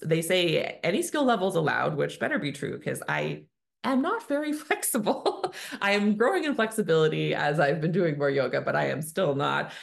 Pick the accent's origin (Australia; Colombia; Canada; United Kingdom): Canada; I'm a Canadian family physician